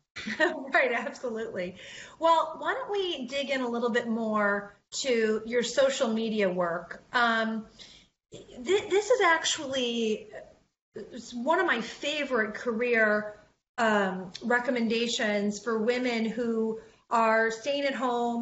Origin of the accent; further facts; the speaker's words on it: Detroit, Michigan, United States; I'm from Detroit